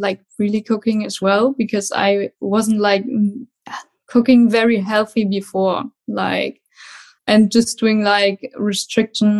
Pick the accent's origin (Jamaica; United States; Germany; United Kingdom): Germany; English is a second language; I'm from Germany